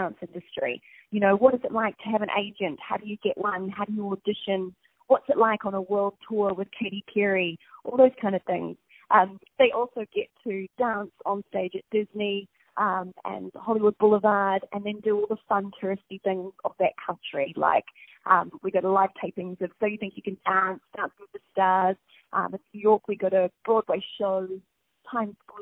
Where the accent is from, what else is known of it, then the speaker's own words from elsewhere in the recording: Napier, Hawke's Bay, New Zealand; accent: Kiwi; moved away as an adult; grew up in a place called Napier.